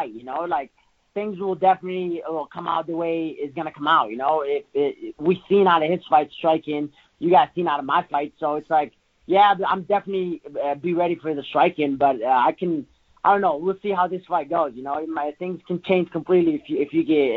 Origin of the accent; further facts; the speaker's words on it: Morocco; moved away; I come from Africa, from Morocco